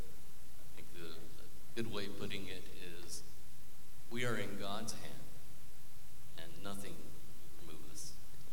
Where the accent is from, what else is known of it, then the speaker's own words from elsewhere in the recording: Peru; My parents are missionaries, and went to a missionary children's school. Just a conservative life growing up in Peru.